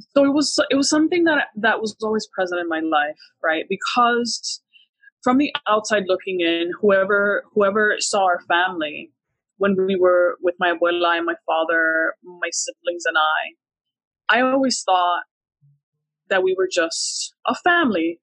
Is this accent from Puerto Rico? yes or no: yes; Puerto Rico; moved away; also born or lived in Miami / Qatar; I was born in Puerto Rico.